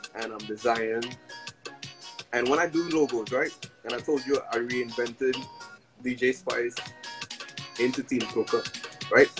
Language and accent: English; New York, United States; So I'm from New York